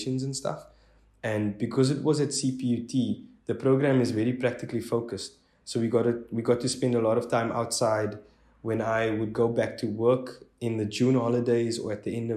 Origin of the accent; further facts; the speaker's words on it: Strand, Western Cape, South Africa; I'm from Strand, which is about 45 Ks outside of Cape Town CBD